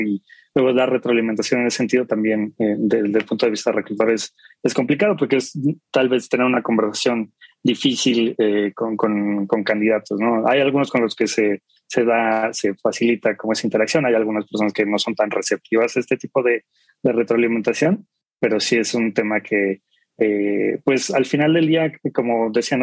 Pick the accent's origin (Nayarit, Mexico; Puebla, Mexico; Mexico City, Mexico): Mexico City, Mexico; soy de aquí de la Ciudad de México